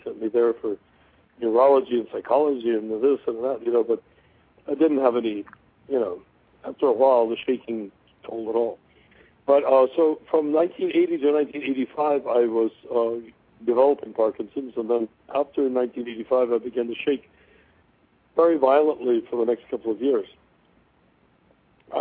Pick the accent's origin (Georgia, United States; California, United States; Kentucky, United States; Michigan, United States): California, United States; I was born in California in a rural atmosphere